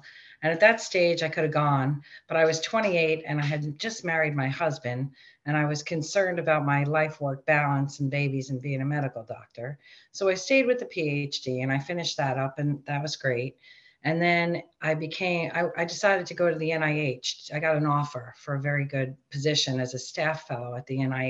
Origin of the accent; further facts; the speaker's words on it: New York City, New York, United States; accent: Queens; I grew up in Rockaway Beach, New York. It's a tiny